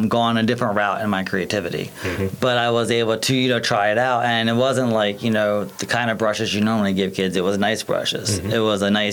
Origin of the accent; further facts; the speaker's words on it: Eastern Shore, Maryland, United States; moved away as an adult; now in Baltimore, United States; I was born and raised here in Maryland on the Eastern Shore.